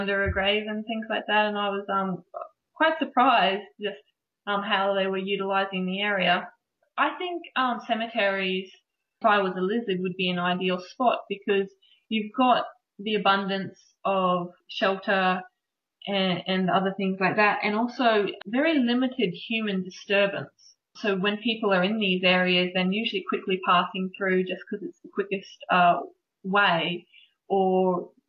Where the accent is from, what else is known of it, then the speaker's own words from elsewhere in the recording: Brisbane, Queensland, Australia; I come from Brisbane, so we're actually very lucky that we have an enormous variety of reptiles